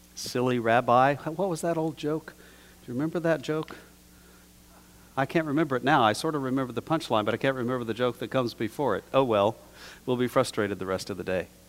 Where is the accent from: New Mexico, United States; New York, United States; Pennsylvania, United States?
New Mexico, United States; I was taught growing up in New Mexico in a pretty traditional environment